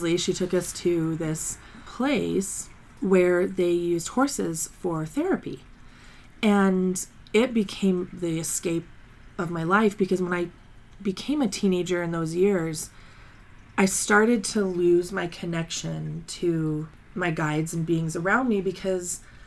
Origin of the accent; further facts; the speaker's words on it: Colorado Springs, Colorado, United States; I grew up in Colorado Springs